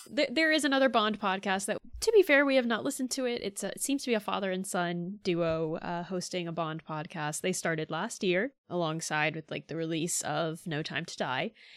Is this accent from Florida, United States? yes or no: yes; Florida, United States; I'm from Florida